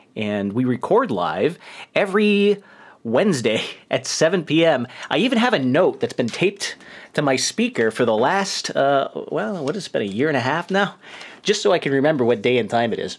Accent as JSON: {"language": "English", "region": "New York", "country": "United States", "accent": "New York", "moved": "yes"}